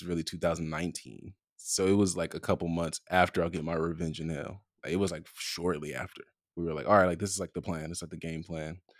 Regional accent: Compton, California, United States; I'm from Compton

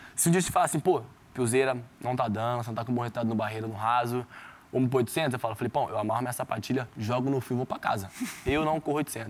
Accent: São Joaquim da Barra, São Paulo, Brazil; me conhece de São Joaquim da Barra, me conhece da rua lá da minha quebrada

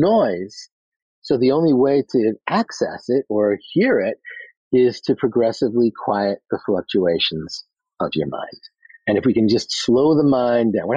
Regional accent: New York City, New York, United States; I'm from Queens

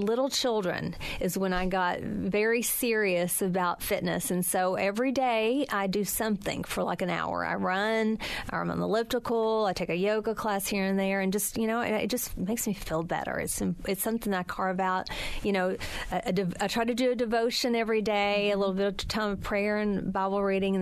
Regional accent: the South, United States; I grew up in a time in the South

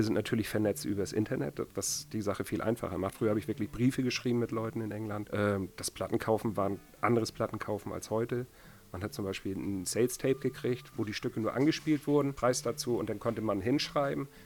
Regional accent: Kiel, Schleswig-Holstein, Germany; ich komme ursprünglich aus Kiel und die Kieler Szene ist doch sehr klein und Kiel ist grau im Winter und langweilig.

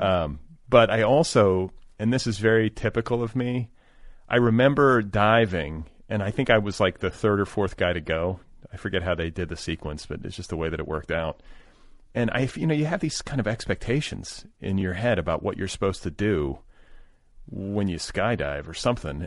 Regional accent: Indianapolis, Indiana, United States; moved away; I grew up in, uh, partially in Indianapolis

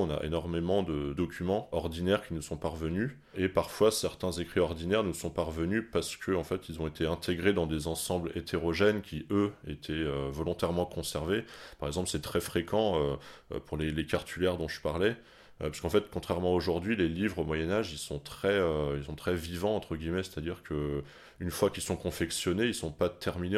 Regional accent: Paris, Île-de-France, France; quand on est parisien

